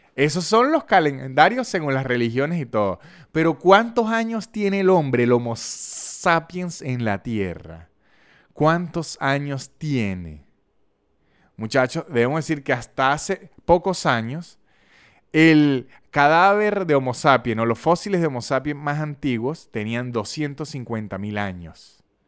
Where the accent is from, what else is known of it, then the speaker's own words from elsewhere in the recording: San Cristóbal, Táchira, Venezuela; accent: San Cristóbal; yo tengo todavía el acento de San Cristóbal